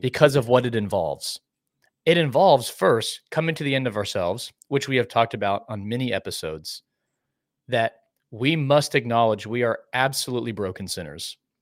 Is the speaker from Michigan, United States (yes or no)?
no; Dallas, Texas, United States; growing up in Dallas